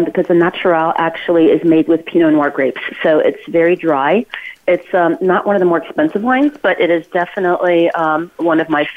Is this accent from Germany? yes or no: yes; Ulm, Baden-Württemberg, Germany; now in West Coast, United States; Albert Einstein is from my hometown in Germany